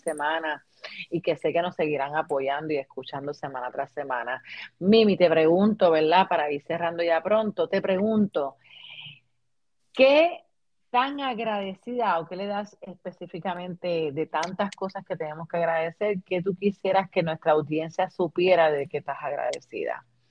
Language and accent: Spanish; Puerto Rico; moved away as an adult; now in United States; ambas somos puertorriqueñas, eh, vivimos en diferentes estados, pero cargamos nuestras tradiciones de, Puerto Rico